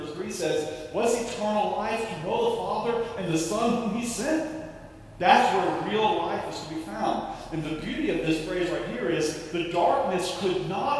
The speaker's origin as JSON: {"language": "English", "town": "Tampa", "region": "Florida", "country": "United States", "tie": "born or raised there", "moved": "yes", "said": "I grew up in Tampa, Florida, near Tarpon Springs"}